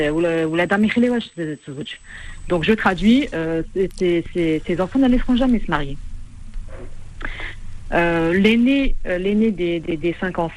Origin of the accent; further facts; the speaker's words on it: Tlemcen, Tlemcen Province, Algeria; moi je viens de Timsen. Je sais pas si vous l'avez deviné avec l'accent, mais